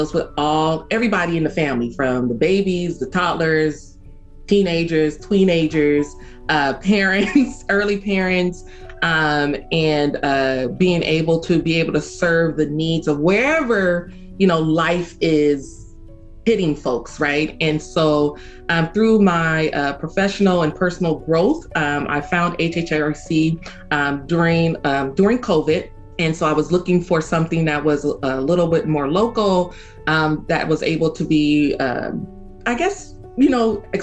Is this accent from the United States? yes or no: yes; Oakland, California, United States; I was born and raised in Oakland, so I am, I believe, third or fourth generation Oakland.